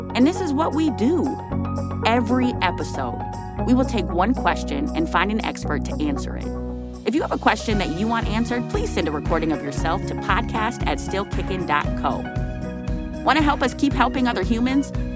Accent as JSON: {"language": "English", "town": "Minneapolis", "region": "Minnesota", "country": "United States", "tie": "born or raised there", "said": "North Minneapolis. That's my hometown"}